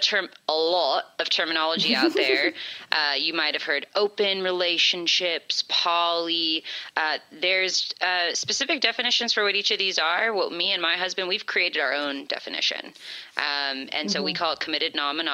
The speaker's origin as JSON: {"language": "English", "region": "California", "country": "United States", "tie": "born or raised there", "said": "Born and raised in California"}